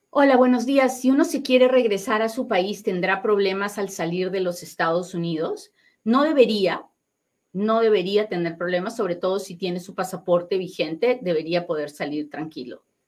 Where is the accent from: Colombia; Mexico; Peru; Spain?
Peru; now in United States; yo soy bien peruana